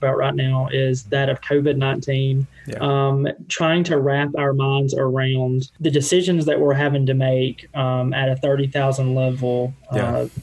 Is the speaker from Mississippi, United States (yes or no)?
yes; North Mississippi, United States; also born or lived in Washington, D.C.; So born and raised in North Mississippi